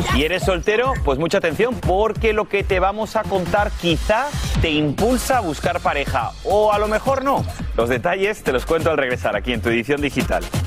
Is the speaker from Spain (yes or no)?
yes; Spain; moved away; tenemos una muy buena cocina también en mi país